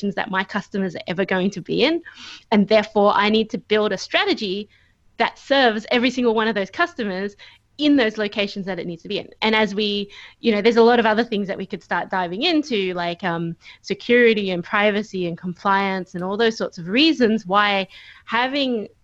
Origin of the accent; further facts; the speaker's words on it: Australia; moved away as an adult; now in Michigan, United States; I am an Australian who is currently living in Michigan, USA, which means that I haven't been home for over a year